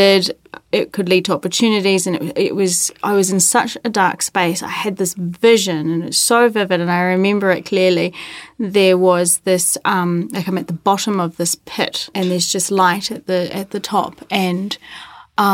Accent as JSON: {"language": "English", "country": "New Zealand", "tie": "born or raised there", "said": "Born and bred in New Zealand."}